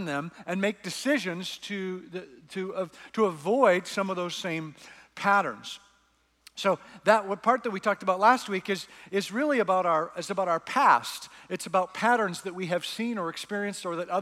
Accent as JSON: {"language": "English", "country": "Canada", "said": "I'm Canadian"}